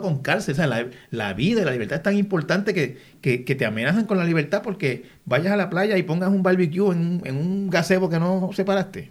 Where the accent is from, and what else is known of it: Puerto Rico